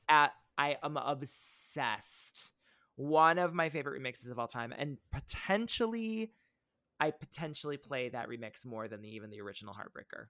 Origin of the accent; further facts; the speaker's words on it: near South Bend, Indiana, United States; my hometown